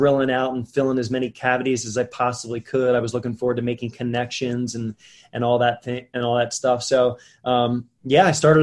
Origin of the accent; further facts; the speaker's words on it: Wilmington, Delaware, United States; I was born and raised in Wilmington, Delaware, the first state, and I grew up here